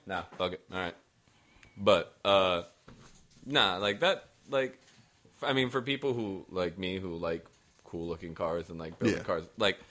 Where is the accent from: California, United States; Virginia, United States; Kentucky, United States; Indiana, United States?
Virginia, United States; Virginia Beach; also born or lived in Portland / Florida; even though I'm a white boy, I grew up in Green Run.